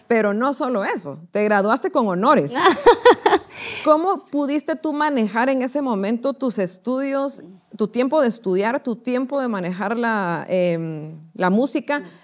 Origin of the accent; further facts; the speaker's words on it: Guatemala; nosotros como guatemaltecos